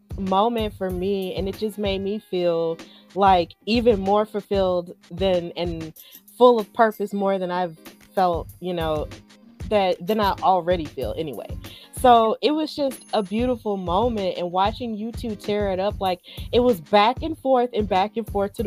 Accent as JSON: {"language": "English", "region": "Alabama", "country": "United States", "said": "I'm from Alabama"}